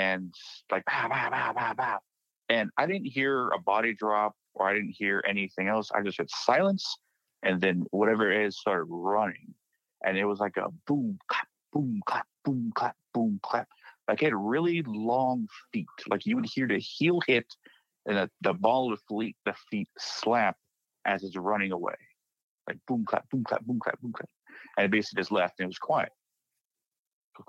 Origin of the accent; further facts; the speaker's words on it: Blanco, Texas, United States; moved away; the ranch I grew up on is in Blanco, Texas. Small town, population of 1,500 when I left it.